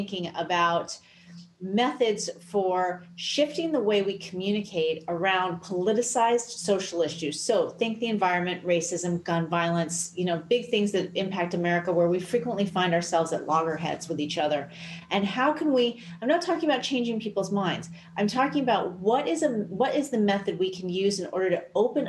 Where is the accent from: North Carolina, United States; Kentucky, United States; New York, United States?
New York, United States; New York City; moved away as an adult; also born or lived in Los Angeles; back home in New York, because I grew up here